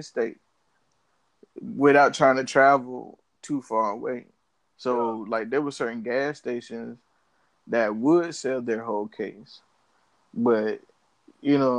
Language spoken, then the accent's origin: English; Charlotte, North Carolina, United States; I was from Charlotte